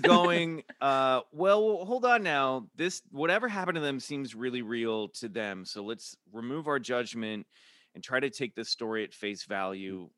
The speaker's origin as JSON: {"language": "English", "town": "Kansas City", "country": "United States", "moved": "yes", "lives_now": "Los Angeles, United States", "said": "I'm from Kansas City"}